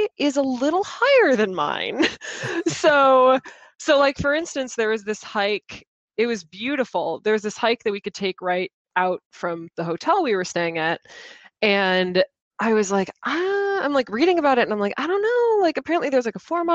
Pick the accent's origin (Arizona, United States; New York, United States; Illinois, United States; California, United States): Illinois, United States; Chicago; accent: center of America accent; now in Boston, United States; I am originally from Chicago